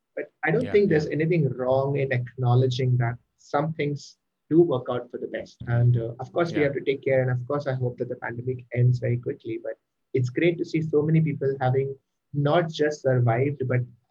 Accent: Mumbai, Maharashtra, India; I am born and brought up in Mumbai and I've been in Mumbai my whole life, although my ancestors are from Kerala.

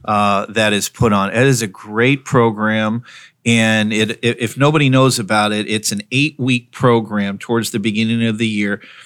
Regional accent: West Coast, United States; now in Burlington, United States; I grew up on the West Coast

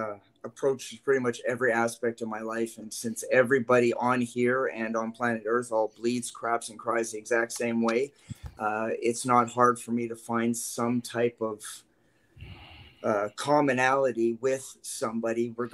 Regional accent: Canada; we're all Canadian

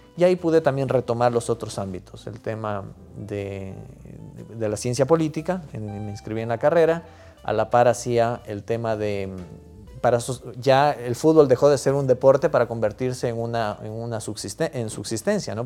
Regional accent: Loja, Ecuador; los, lojanos somos muy buenos conversadores

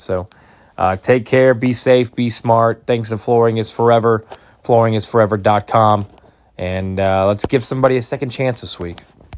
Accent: near Gary, Northwest Indiana, United States; I grew up in Northwest Indiana, right outside of Gary.

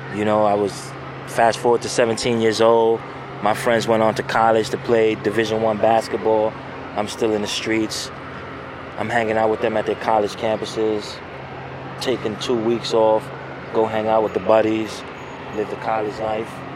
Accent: New York City, New York, United States; growing up in Tompkins was kind of crazy. It's in a, it's a, it's a, it's a project complex

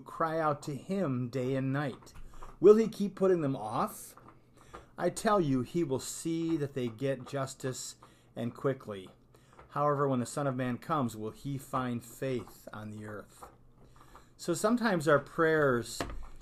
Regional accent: Sweden; I'm Swedish

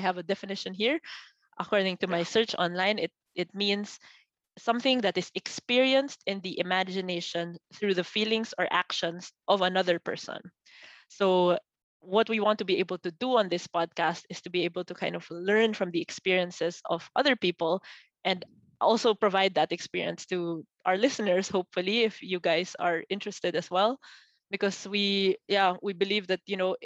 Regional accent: Philippines; moved away as an adult; also born or lived in Austria; now in Germany; I am originally from the Philippines, but moved here, first to Austria in 2014.

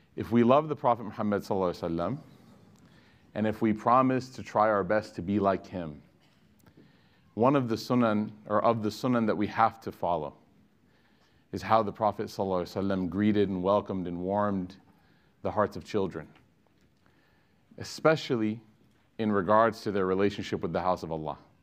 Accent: Chicago, Illinois, United States; a woman that I grew up with in Chicago

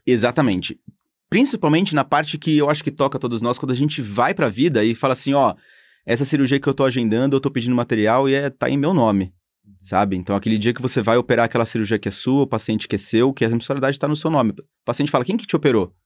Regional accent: São Paulo, Brazil; Eu sou de São Paulo

